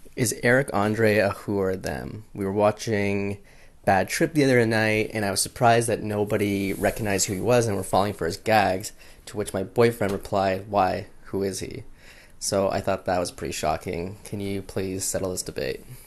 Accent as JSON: {"language": "English", "country": "United States", "said": "As an American"}